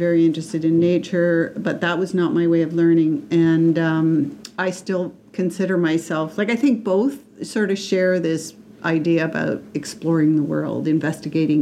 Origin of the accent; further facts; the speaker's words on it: Ottawa, Ontario, Canada; also born or lived in Sarnia, Ontario / Toronto; now in Peterborough, Canada; I'm from Sarnia, Ontario, which I lived at till I was five, so not very long. I grew up in Ottawa.